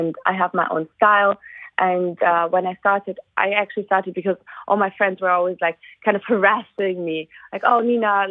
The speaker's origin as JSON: {"language": "English", "country": "Spain", "tie": "born or raised there", "also_born_or_lived": "Munich, Germany", "moved": "yes", "lives_now": "London, United Kingdom", "said": "I grew up in Spain. And I moved to Munich, actually, to Germany."}